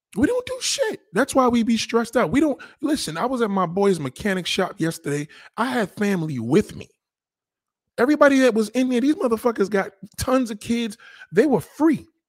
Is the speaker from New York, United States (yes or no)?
yes; New York City, New York, United States; I'm from the Bronx